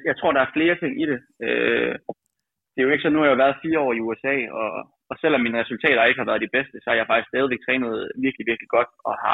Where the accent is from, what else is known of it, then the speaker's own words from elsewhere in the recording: Aalborg, North Denmark Region, Denmark; now in Aarhus, Denmark; selvom jeg er Aalborg-dreng, jeg bor jo i Aarhus nu, øh, og træner i Aarhus.